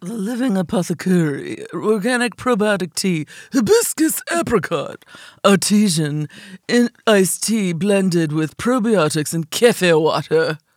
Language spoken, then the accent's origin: English; Champaign, Illinois, United States; I grew up on the mean streets of Champaign, Urbana, Illinois